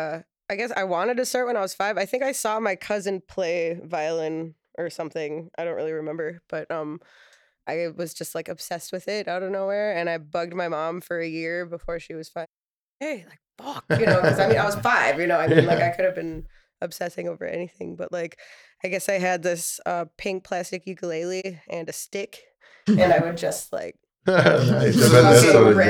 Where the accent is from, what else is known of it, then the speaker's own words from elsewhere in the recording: Tomahawk, Wisconsin, United States; I grew up in Tomahawk